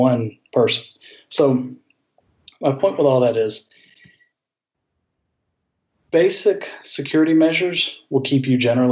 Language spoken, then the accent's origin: English; Augusta, Georgia, United States; that's my hometown